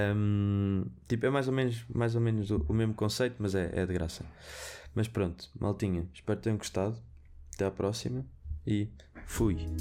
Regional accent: Viseu, Centro, Portugal; Porque eu sou de Viseu, eu digo vermelho, fino

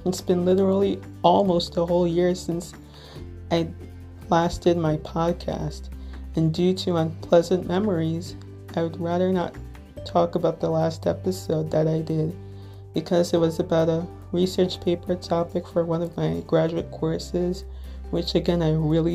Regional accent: Little Ferry, New Jersey, United States; I'm from Little Ferry, New Jersey, which, if you're not familiar with, it's in Bergen County, neighboring town between Hackensack and Teaneck.

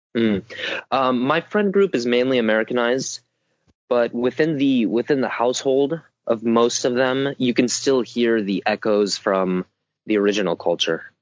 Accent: Southern California, United States; I come from Southern California

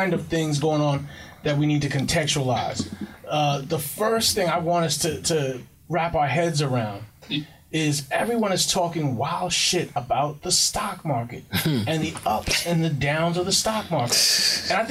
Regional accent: New York, United States; I grew up in Queens

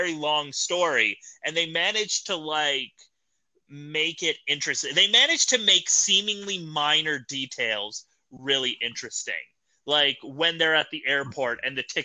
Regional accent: Canada; As a Canadian

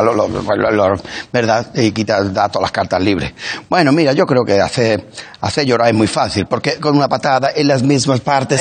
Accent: Los Palacios y Villafranca, Andalusia, Spain; los palacios de mi pueblo

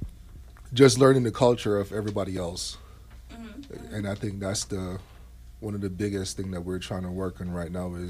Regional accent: Jamaica; moved away as an adult; also born or lived in New York; now in United States; growing up in Jamaica

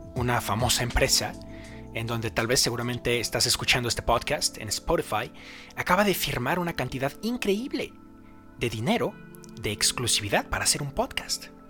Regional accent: Mexico; yo soy de México

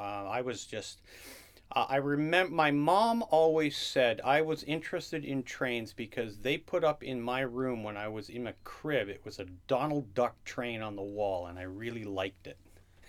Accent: Newmarket, Ontario, Canada; also born or lived in Hanmer, Ontario; growing up in Newmarket, Ontario

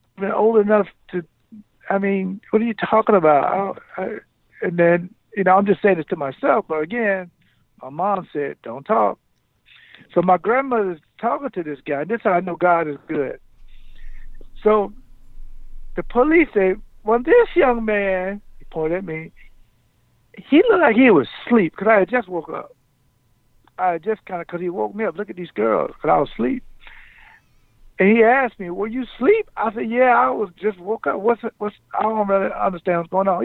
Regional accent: Jacksonville, Florida, United States; moved away as an adult; now in Wisconsin, United States; I grew up in the South

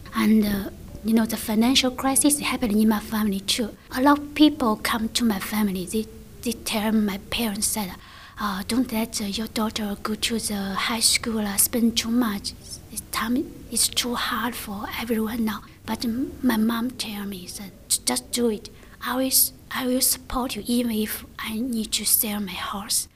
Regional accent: China; English is a second language; moved away as an adult; now in Australia; I come from China. I have been here five years already

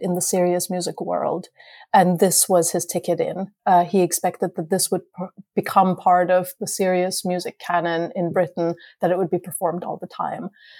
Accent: Vienna, Austria; moved away; I grew up in Vienna

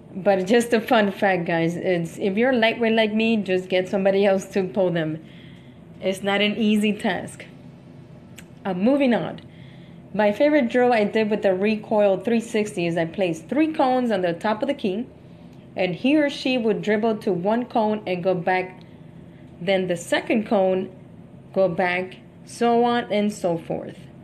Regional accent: Miami, Florida, United States; I'm from Miami

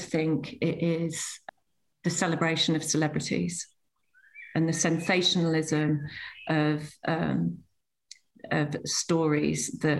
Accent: Manchester, North West England, United Kingdom; I was born in Manchester

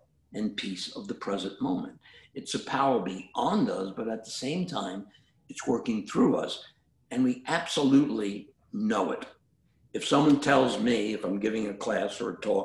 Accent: New York City, New York, United States; moved away; I grew up in Brooklyn

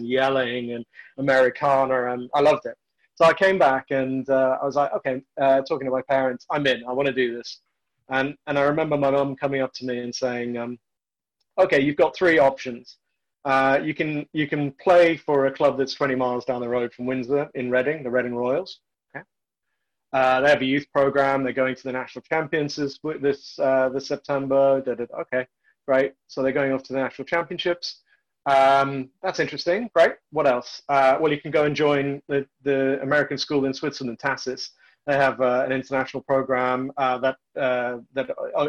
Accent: South Africa; I was born in South Africa, into apartheid South Africa

